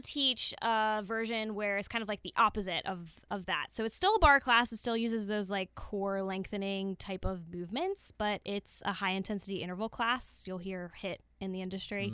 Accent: Pittsburgh, Pennsylvania, United States; moved away as an adult; also born or lived in Towson, Maryland; my hometown a little bit, as much as I love Pittsburgh.

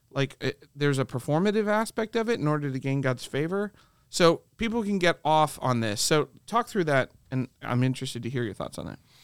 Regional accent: Ohio, United States; I grew up in the Midwest, and my wife did too. She grew up in Michigan, I grew up in Ohio

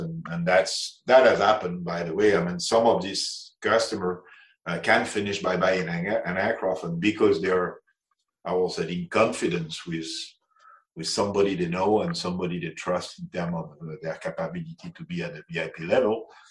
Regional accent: France; accent: French; English is a second language; now in Zurich, Switzerland; I'm French, as you can probably will notice on my accent.

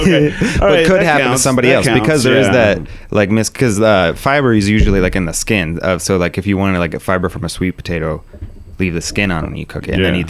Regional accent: Plano, Texas, United States; I grew up in Texas.

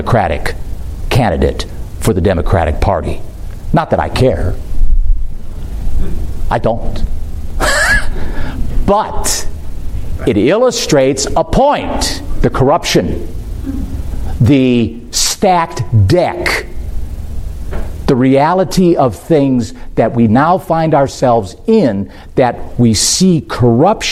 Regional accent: United States; I'm an American

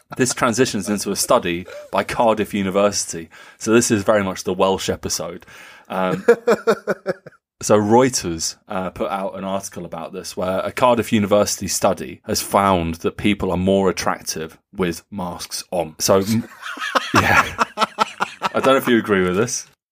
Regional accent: Nuremberg, Bavaria, Germany; Nuremberg, uh, my hometown

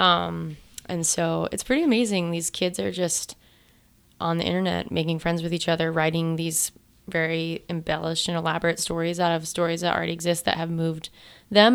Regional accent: Monument, Colorado, United States; I grew up in Monument, Colorado.

